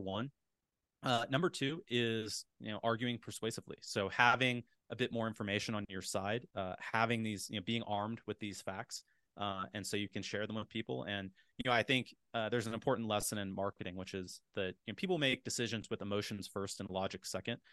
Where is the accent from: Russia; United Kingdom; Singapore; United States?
United States; Appalachia; I grew up in Appalachia